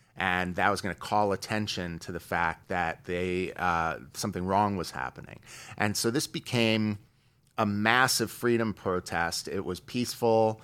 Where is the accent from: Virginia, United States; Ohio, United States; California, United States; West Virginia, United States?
California, United States; Beverly Hills; also born or lived in New York; I was born in New York, uh, in the sixties. Uh, my family moved to Beverly Hills when I was young. uh, about third, fourth grade, moved out here